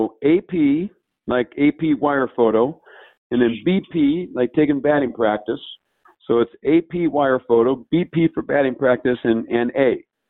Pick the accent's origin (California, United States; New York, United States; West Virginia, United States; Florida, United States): California, United States; Long Beach; I'm from Long Beach.